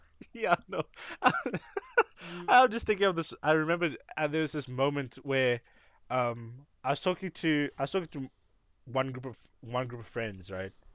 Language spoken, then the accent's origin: English; Cape Town, Western Cape, South Africa; we are people from Cape Town